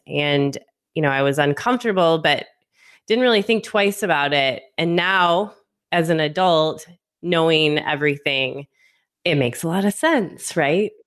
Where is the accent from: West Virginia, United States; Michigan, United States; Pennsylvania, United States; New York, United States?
Michigan, United States; outside Detroit; moved away as an adult; also born or lived in North Carolina / Las Vegas; I'm originally from Michigan, um, just outside of Detroit in the suburbs